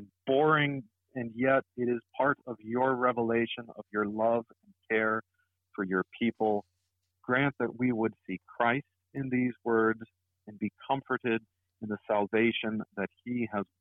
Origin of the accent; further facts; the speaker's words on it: Texas, United States; moved away as an adult; now in Blackwell, United States; as a Texan